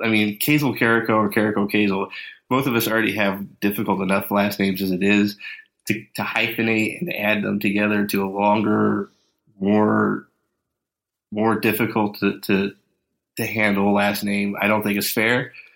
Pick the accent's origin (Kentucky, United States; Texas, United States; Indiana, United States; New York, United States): Kentucky, United States; We're from Kentucky